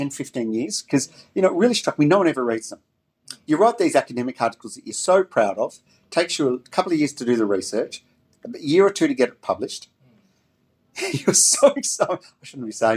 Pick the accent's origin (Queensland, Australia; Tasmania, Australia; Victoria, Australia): Victoria, Australia; Melbourne; I was born and raised in Melbourne